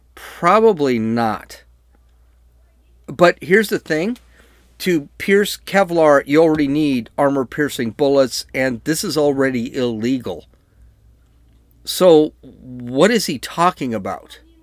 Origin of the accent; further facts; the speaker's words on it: San Diego, California, United States; I'm from San Diego